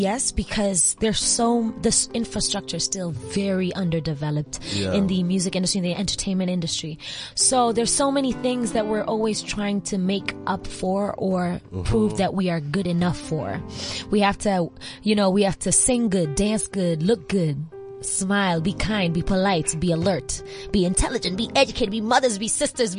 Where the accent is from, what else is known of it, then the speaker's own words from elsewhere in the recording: Arusha, Tanzania; also born or lived in New York / Paris / Nairobi; You know, I grew up in New York and I grew up in Paris and I grew up in Arusha and I grew up in Nairobi.